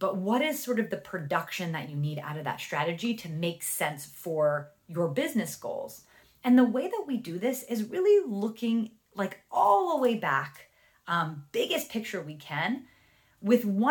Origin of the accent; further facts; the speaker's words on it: New Jersey, United States; accent: Jersey; my Jersey accent